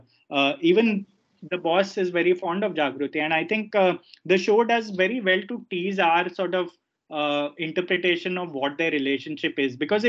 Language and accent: English; Ahmedabad, Gujarat, India; I'm from Ahmedabad myself. I'm a Gujarati.